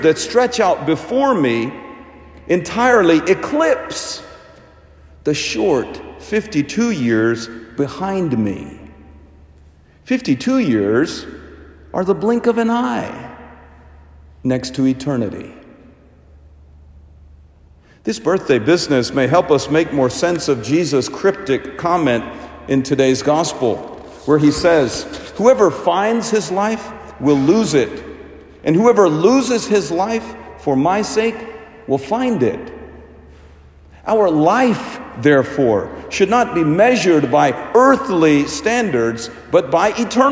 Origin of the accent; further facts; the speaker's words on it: India; moved away; In my home country of India, we traditionally try to connect birthdays with baptism